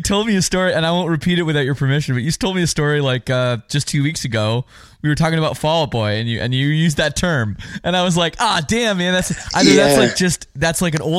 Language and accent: English; Oakville, Ontario, Canada; my hometown of Oakville, Ontario.